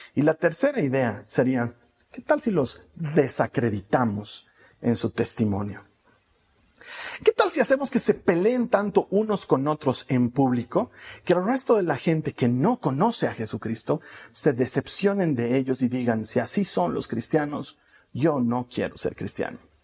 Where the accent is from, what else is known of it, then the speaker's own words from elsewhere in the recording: Bolivia; aquí en mi país, no sé si en otros países se dice igual, aquí en Bolivia decimos